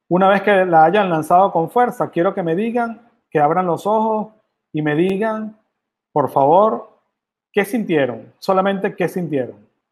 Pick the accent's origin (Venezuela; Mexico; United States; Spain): Venezuela; moved away; yo vengo de Venezuela, yo soy venezolano y orgullosamente venezolano